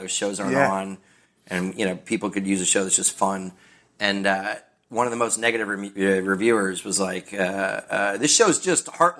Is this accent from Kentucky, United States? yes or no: yes; Kentucky, United States; My family didn't have a lot of money when we were growing up in Kentucky in a small town that only had one school and no Main Street.